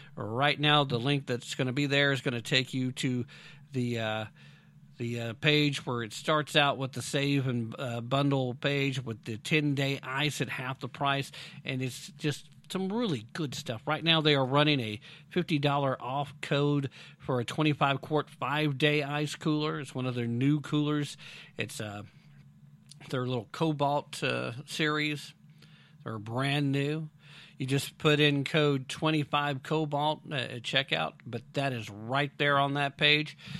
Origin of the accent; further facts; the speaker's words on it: United States; I'm from America